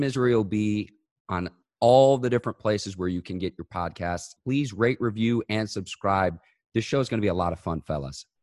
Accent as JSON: {"language": "English", "town": "Chicago", "region": "Illinois", "country": "United States", "said": "the Chicago guy"}